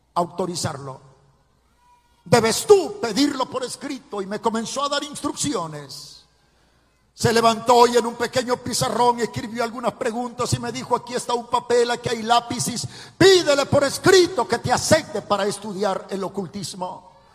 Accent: Ciudad Barrios, San Miguel, El Salvador; Nací en Ciudad Barrios, en el departamento de San Miguel, en, el oriente del Salvador

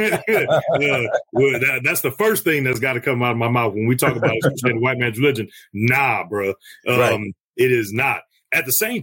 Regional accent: St. Louis, Missouri, United States; Born and raised in the Wild Wild West, over here in the STL 314.

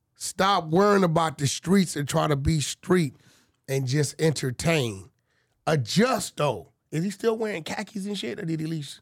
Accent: Baton Rouge, Louisiana, United States; I'm from Paul Rouge

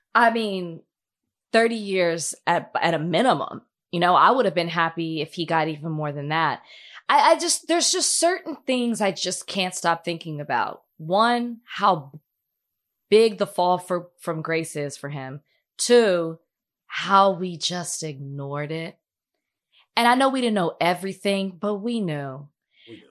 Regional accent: Dallas, Texas, United States; moved away; I'm a black woman. I'm from Dallas

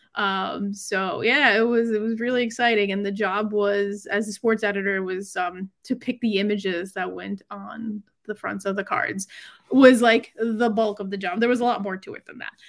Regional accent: New York, United States; I'm from New York. I lived in New York

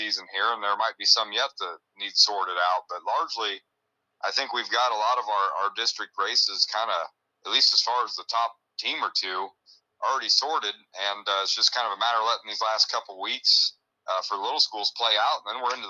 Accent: Illinois, United States; growing up in Illinois

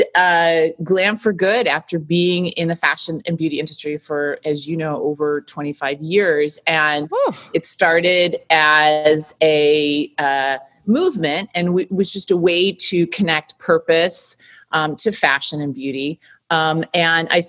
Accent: Michigan, United States; now in New York, United States; growing up in Michigan, coming to New York and working in the fashion and beauty business

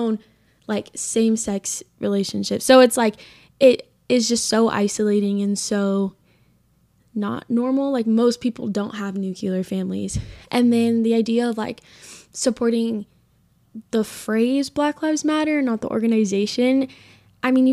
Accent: California, United States; now in Utah, United States; I'm from California

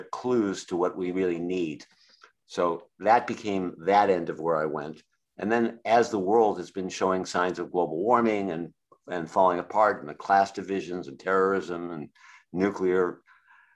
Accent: Boston, Massachusetts, United States; was raised in Boston, Massachusetts area

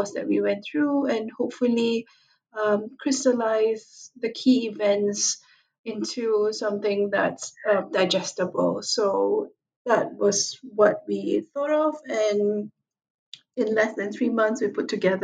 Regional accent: Singapore; moved away as an adult; now in Hong Kong; I was originally from Singapore.

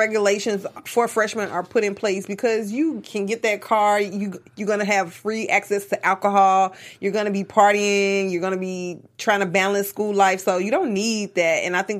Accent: Memphis, Tennessee, United States; moved away as an adult; also born or lived in New Orleans; I went to school in New Orleans, and I'm from Memphis.

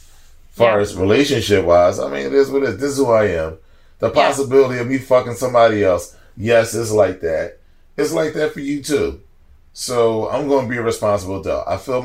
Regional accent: Los Angeles, California, United States; Yeah. Where you from? I'm from Cali.

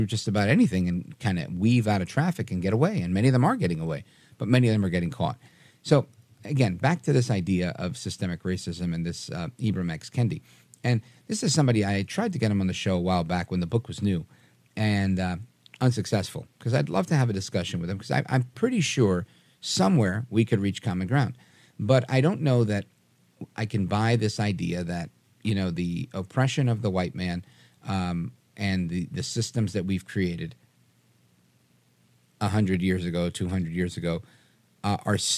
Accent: New York, United States; I grew up in New York.

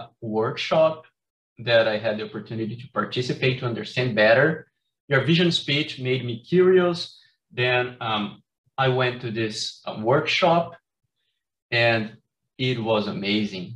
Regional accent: Brazil; now in Carbondale, United States; I'm from Brazil

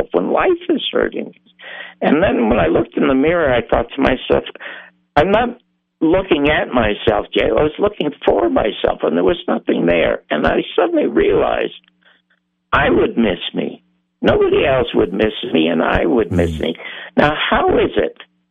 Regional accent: Toronto, Ontario, Canada; I was born in the Salvation Army Charity Ward in Toronto.

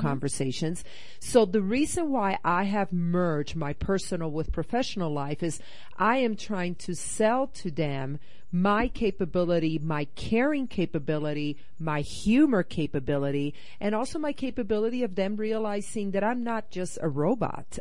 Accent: Puerto Rico; also born or lived in Northeast United States / South America; now in Rocky Mountains, United States; I grew up in Puerto Rico

